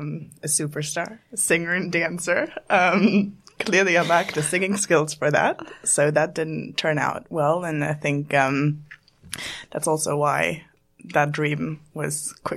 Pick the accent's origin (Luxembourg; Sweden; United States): Luxembourg; moved away; originally I'm from Luxembourg